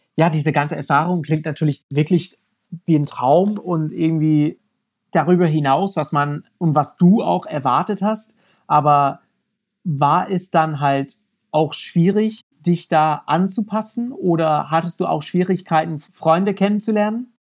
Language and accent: German; United States; German is a second language; moved away as an adult; now in Germany; als Amerikaner